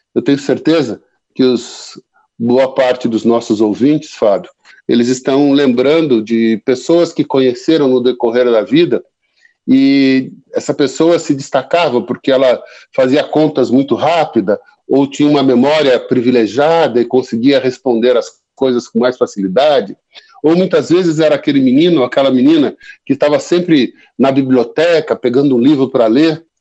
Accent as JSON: {"language": "Portuguese", "region": "interior of São Paulo state", "country": "Brazil", "said": "eu sou do interior aqui do estado de São Paulo, e lá a gente fala menino como se estivesse referindo a criança"}